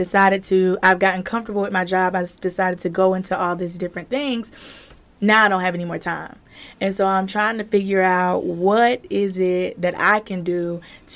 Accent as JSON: {"language": "English", "region": "South Carolina", "country": "United States", "also_born_or_lived": "Myrtle Beach", "said": "I am originally from South Carolina. And I moved down to Myrtle Beach to go to college"}